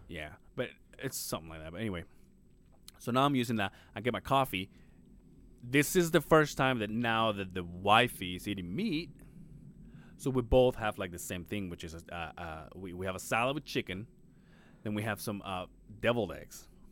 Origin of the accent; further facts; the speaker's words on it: Mexico; moved away as an adult; now in Utah, United States; I was raised in Mexico